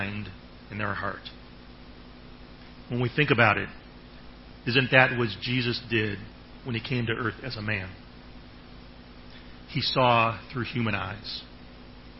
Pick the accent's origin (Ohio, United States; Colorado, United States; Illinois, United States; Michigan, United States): Ohio, United States; now in Thailand; I'm from Ohio